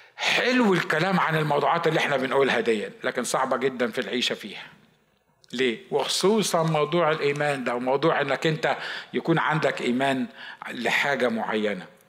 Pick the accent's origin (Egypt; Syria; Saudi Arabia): Egypt; moved away as an adult; now in United States; عندنا في مصر